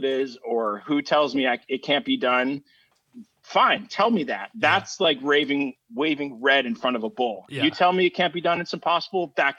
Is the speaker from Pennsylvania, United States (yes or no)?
yes; Philadelphia, Pennsylvania, United States; born there; I was born in Philadelphia.